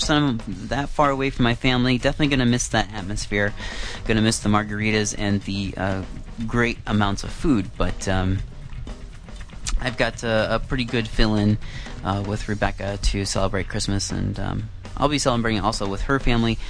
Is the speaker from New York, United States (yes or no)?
no; Iowa, United States; moved away as an adult; now in Vancouver, Canada; I'm from Iowa, but now I'm living in Vancouver